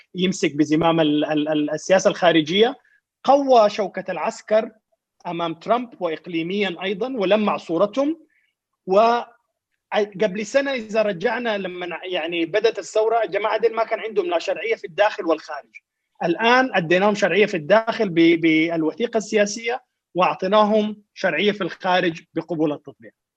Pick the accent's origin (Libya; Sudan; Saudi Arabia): Sudan